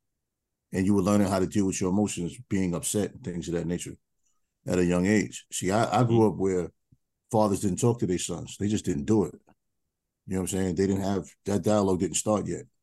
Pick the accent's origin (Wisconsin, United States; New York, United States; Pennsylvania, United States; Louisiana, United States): New York, United States; New York City; I grew up in New York City.